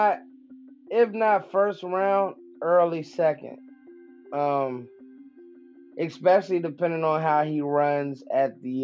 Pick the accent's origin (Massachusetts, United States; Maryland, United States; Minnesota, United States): Maryland, United States; Maryland University, my hometown